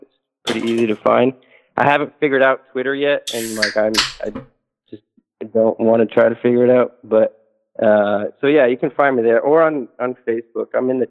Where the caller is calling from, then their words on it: Northeast, United States; I'm calling from the Northeast.